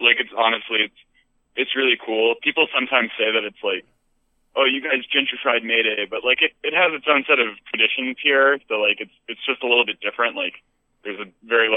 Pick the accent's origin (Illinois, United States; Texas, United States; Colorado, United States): Illinois, United States; Chicago; moved away; I grew up in Chicago and then moved here